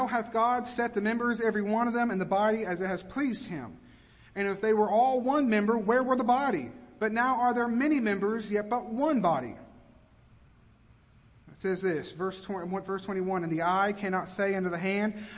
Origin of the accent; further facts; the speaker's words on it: Kentucky, United States; now in Georgia, United States; I'm from Kentucky